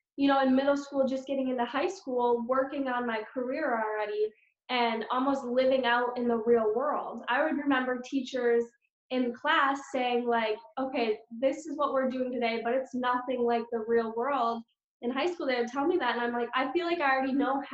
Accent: Eagle River, Wisconsin, United States; moved away as an adult; now in North Carolina, United States; I'm originally from Eagle River, Wisconsin. And my parents, um, that's where they live currently. My house is still there, but I moved to North Carolina two years ago

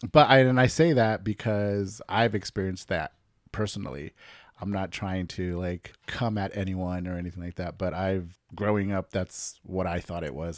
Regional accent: Southern California, United States; moved away; if we grew up in Southern California

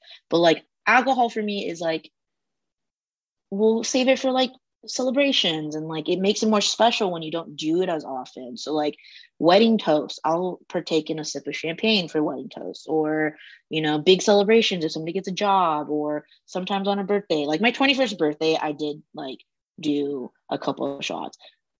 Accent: United States; compared to me growing up in the States.

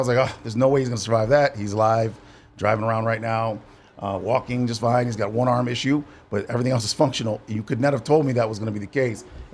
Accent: Ann Arbor, Michigan, United States; I'm from Ann Arbor, which is a college town where University of Michigan is

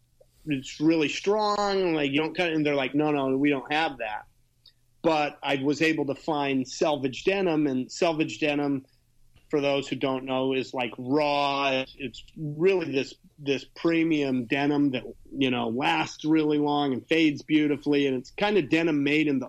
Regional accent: Utah, United States; now in Los Angeles, United States; I grew up in Utah, started riding in Utah

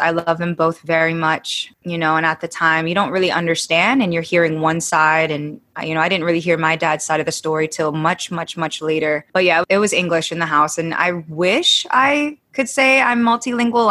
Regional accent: Falls Church, Virginia, United States; also born or lived in San Diego, California; we decided to move to Virginia

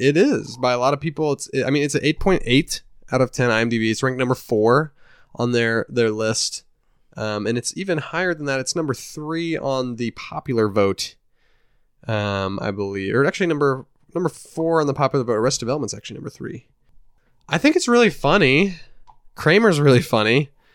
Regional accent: Indiana, United States; we're from Indiana, we're a dysfunctional family, there's six kids in my family

